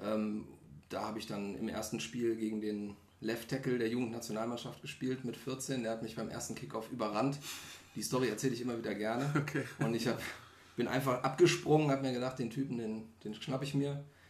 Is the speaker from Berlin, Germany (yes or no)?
no; Solingen, North Rhine-Westphalia, Germany; komme aus Solingen, also auch hier um die Ecke